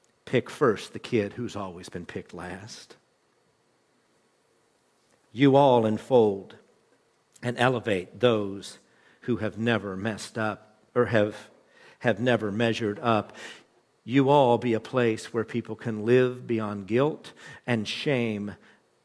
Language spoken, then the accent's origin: English; West Virginia, United States; the mountain people that I grew up with in West Virginia